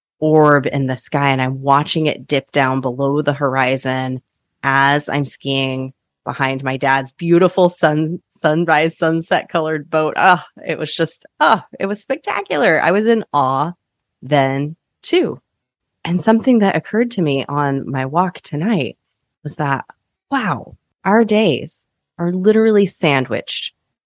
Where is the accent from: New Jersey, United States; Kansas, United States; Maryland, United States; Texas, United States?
Kansas, United States; now in Oregon, United States; I grew up in Kansas where there are arguably some of the most gorgeous sunsets in the world.